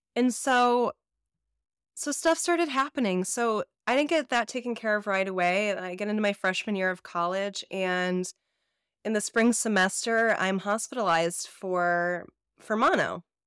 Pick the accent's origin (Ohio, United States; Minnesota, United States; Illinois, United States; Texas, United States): Illinois, United States; Chicago; I'm from the Midwest, and so, and I grew up in the suburbs of Chicago